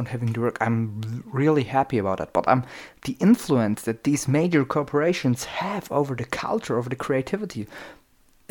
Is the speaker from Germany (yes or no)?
yes; Germany; I'm from Germany and we have our own German rap